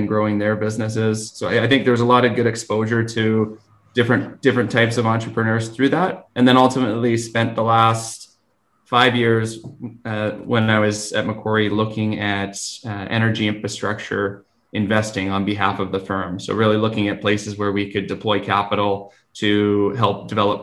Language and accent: English; Vancouver, British Columbia, Canada; also born or lived in Fort Nelson / Fort St. John; I grew up in Vancouver and decided to go away for school